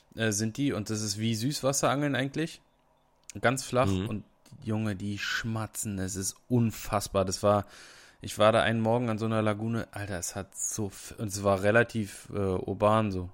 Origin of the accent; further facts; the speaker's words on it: Brandenburg, Germany; bei uns in Brandenburg